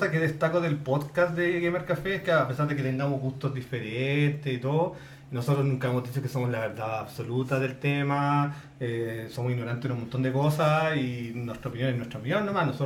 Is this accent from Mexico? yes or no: no; Chile; Somos chilenos.